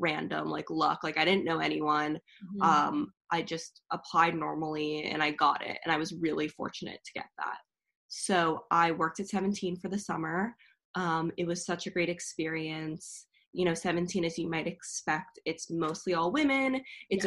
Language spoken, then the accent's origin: English; Connecticut, United States; moved away as an adult; also born or lived in Chicago; now in New York City, United States; I am from Connecticut originally, a very small town.